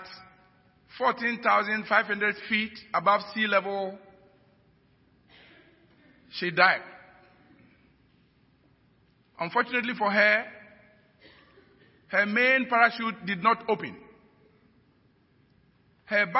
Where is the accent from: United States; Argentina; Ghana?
Ghana